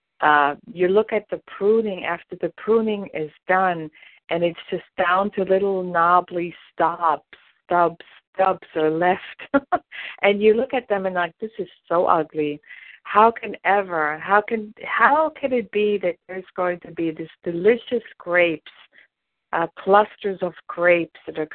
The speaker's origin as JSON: {"language": "English", "country": "Germany", "tie": "born or raised there", "moved": "yes", "said": "I grew up in Germany and our family had vineyards"}